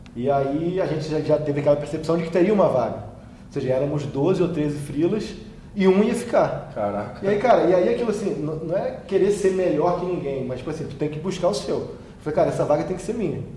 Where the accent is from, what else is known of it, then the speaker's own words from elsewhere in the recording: Campos dos Goytacazes, Rio de Janeiro, Brazil; moved away as an adult; minha origem sempre foi lá de Goitacazes